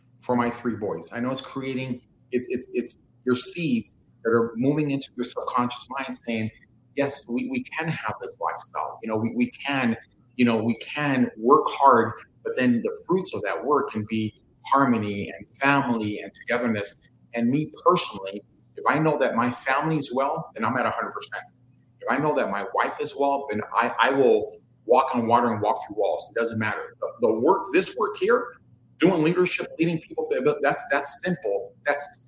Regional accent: Los Angeles, California, United States; being born and raised in South Central

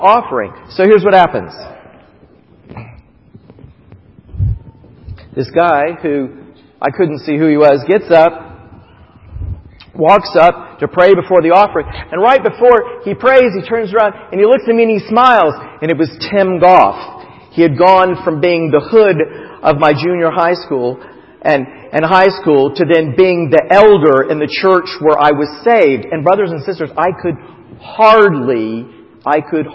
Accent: Titusville, Florida, United States; moved away; also born or lived in Rochester, New York; both of us were born and raised in Titusville

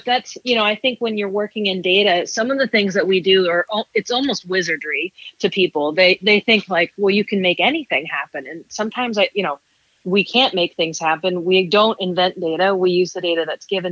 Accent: Topeka, Kansas, United States; moved away as an adult; now in New York City, United States; my hometown of Topeka, Kansas

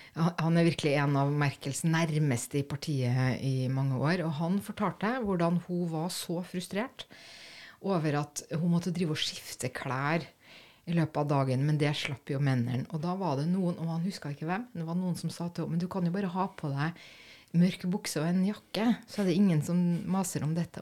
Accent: Germany; now in Norway; den sønnen hadde jeg som tysker

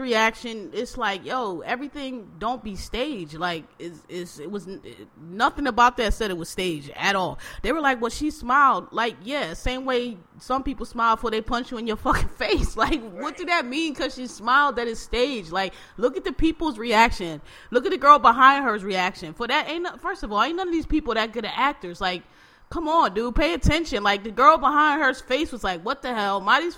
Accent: Queens, New York, United States; I'm still from Southeast Jamaica, Queens, don't get it fucked up.

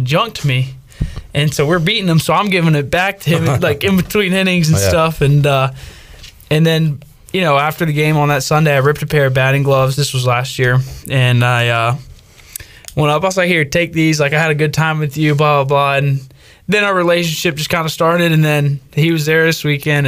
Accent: Northern Virginia, United States; I grew up in Northern Virginia, and our summer baseball league wasn't great

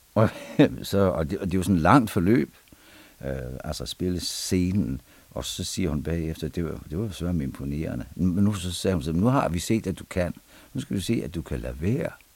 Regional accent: Vendsyssel, North Denmark Region, Denmark; moved away; also born or lived in Aarhus; vokset op, øh, på en stor gård op i Vendsyssel

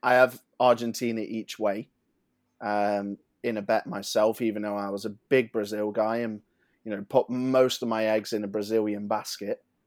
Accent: England, United Kingdom; as English people

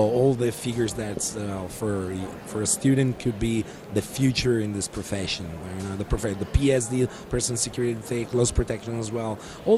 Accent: Italy; born there; also born or lived in Africa; So my story is a simple story. I was born in Italy, and I grew up in Africa.

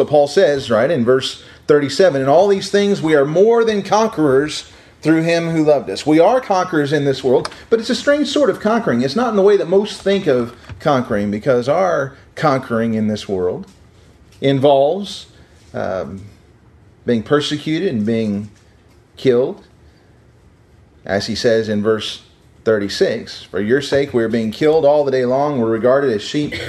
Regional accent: Missouri, United States; I was from Missouri

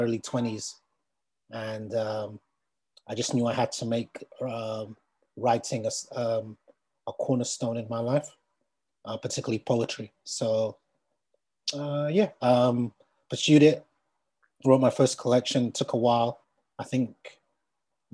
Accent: Uganda; now in London, United Kingdom; I'm from Uganda originally. I live in London.

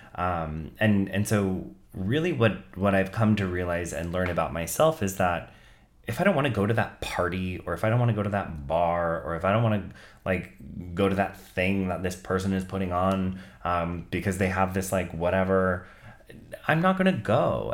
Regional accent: Santa Clara, California, United States; I grew up in Santa Clara, which is predominantly middle class and predominantly white

